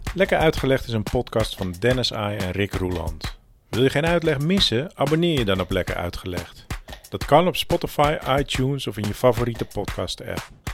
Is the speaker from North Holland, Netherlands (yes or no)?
yes; Walingsdijk, between Ursem and De Goorn, North Holland, Netherlands; Ik ben geboren op Walingsdijk 99